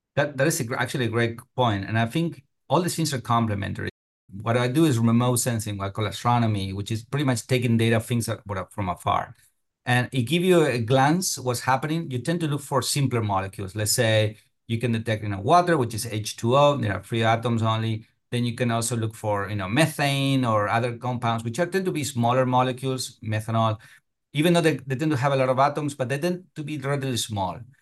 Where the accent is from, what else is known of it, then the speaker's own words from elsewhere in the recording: Argentina; moved away as an adult; also born or lived in Europe; now in United States; I'm from Argentina originally